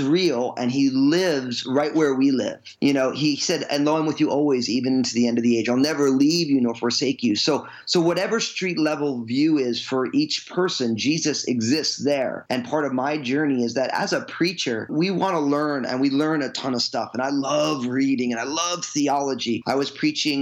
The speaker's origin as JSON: {"language": "English", "region": "Northeast", "country": "United States", "tie": "born or raised there", "also_born_or_lived": "New Jersey", "moved": "yes", "lives_now": "Washington, United States", "said": "I grew up in the Northeast, all kind of Italian, a non-Christian Catholic family."}